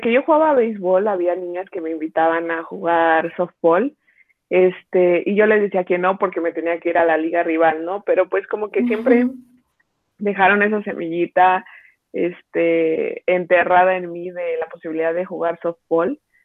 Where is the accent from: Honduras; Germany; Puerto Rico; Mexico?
Mexico; Mexico City; yo soy de aquí de la Ciudad de México